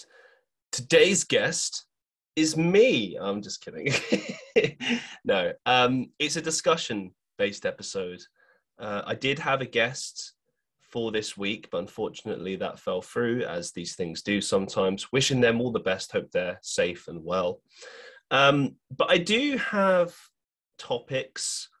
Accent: London, United Kingdom; moved away as an adult; now in Manchester, United Kingdom; growing up in London

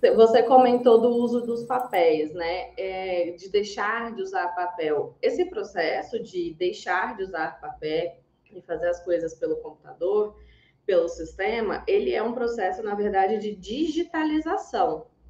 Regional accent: Goiás, Brazil; accent: goiano, strong, many R's; Tem um sotaque super forte, goiana, desde que nasci. Vocês vão ouvir aí muitos R's, bem cantado.

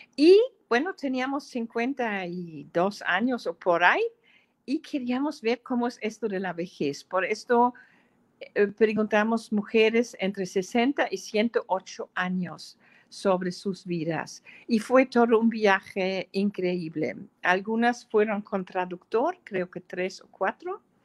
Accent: Germany; Spanish is a second language; moved away as an adult; now in San Cristóbal de las Casas, Mexico; mis memorias de mi niñez en Alemania

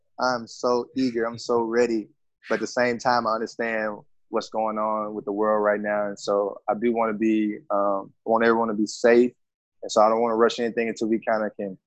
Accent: Memphis, Tennessee, United States; born and raised here in Memphis, Tennessee

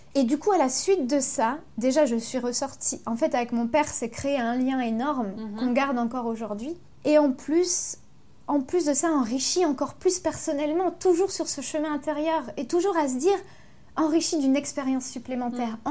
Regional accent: Ardennes, Grand Est, France; born or raised there; moved away as an adult; also born or lived in Avignon / Paris / Belgium

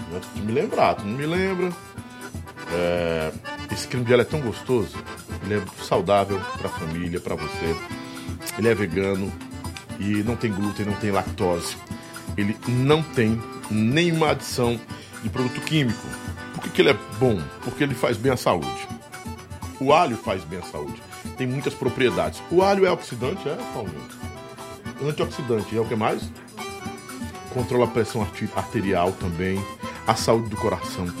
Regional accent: Northeast Brazil, Brazil; Eu sou nordestino, eu, eu, eu amo o Nordeste.

